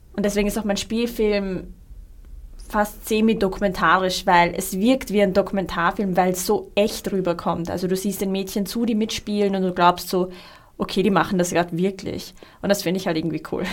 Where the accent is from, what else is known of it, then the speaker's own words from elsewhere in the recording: Austria; also born or lived in Iraq; ich bin ähm, mit meinen Eltern 1991 hergekommen im Irakkrieg und ich glaube, ich äh, kenne halt dieses Gefühl, das Lustige ist, irgendwie, ich habe, glaube ich, bis ich 18 war geglaubt, ich bin Österreicherin